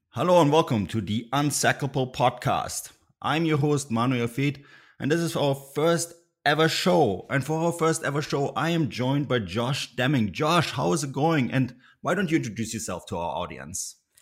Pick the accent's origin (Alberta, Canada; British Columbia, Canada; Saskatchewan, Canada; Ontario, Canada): British Columbia, Canada; Vancouver Island; Adrian and I are actually, with background on Vancouver Island